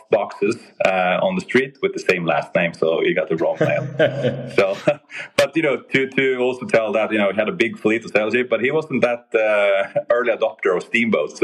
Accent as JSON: {"language": "English", "country": "Sweden", "said": "I'm really from Sweden"}